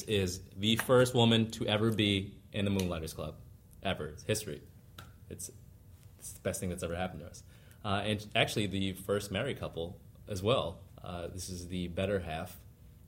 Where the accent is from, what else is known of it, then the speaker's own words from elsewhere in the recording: Boston, Massachusetts, United States; growing up in Boston